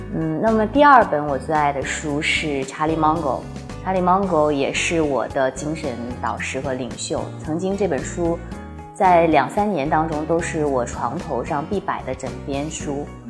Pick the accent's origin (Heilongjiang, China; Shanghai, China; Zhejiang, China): Heilongjiang, China; moved away; 我的家乡在黑龙江